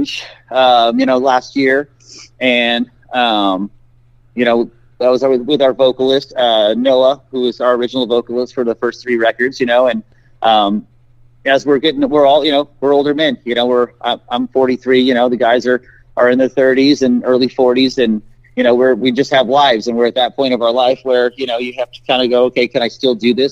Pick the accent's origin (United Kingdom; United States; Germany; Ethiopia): United States; San Antonio, Texas; moved away as an adult; now in Oregon, United States; I'm originally from San Antonio, Texas. I was born there and lived the majority of my life down in that area, but I moved up here about 9 years ago